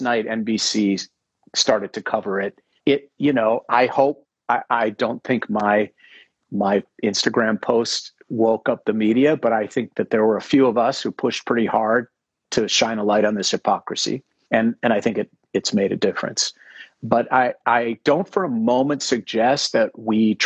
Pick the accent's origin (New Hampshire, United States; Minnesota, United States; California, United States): Minnesota, United States; Minneapolis; I grew up in Minneapolis. My father's business was three blocks, my whole childhood, from where George Floyd was murdered